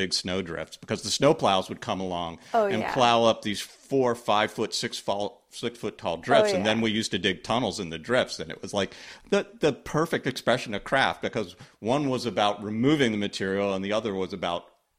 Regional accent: Pittsburgh, Pennsylvania, United States; moved away; also born or lived in Morgantown, West Virginia; I mean, I grew up in Pittsburgh.

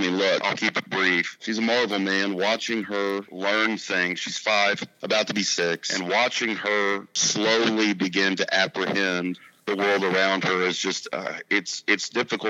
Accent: Lubbock, Texas, United States; I grew up in Lubbock, Texas.

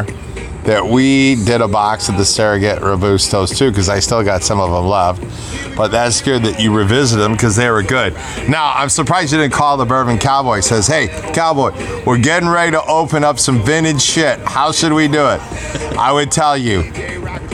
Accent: St. Louis, Missouri, United States; St. Louis, all of us, pretty much.

